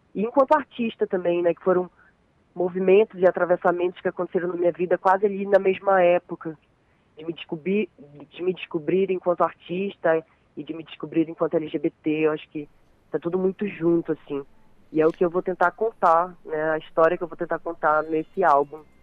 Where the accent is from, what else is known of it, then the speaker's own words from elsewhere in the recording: Santarém, Pará, Brazil; eu sou nascida e criada aqui em Santarém, Pará